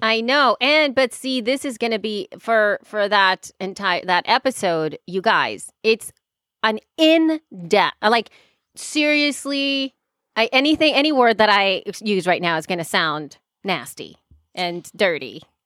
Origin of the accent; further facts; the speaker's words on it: El Salvador; English is a second language; now in United States; I grew up in El, in El Salvador